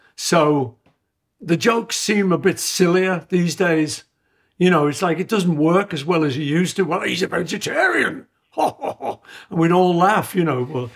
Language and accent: English; Liverpool, North West England, United Kingdom; I grew up in Liverpool eating traditional British food